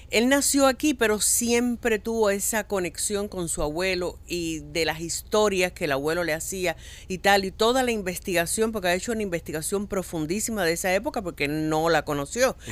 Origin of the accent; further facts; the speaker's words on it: Cuba; now in Miami, United States; Los únicos que somos cubanos, cubanos, somos Héctor, eh, Ariel y yo